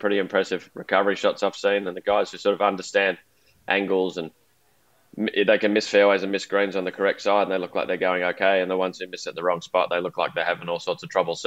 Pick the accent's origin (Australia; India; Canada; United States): Australia; Melbourne, Victoria; I grew up in Melbourne